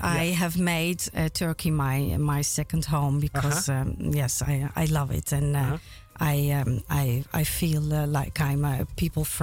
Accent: Amsterdam, North Holland, Netherlands; Well, I was born in Amsterdam.

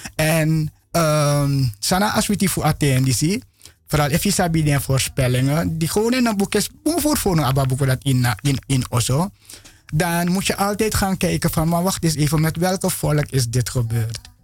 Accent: Suriname; ik geboren in Sranang

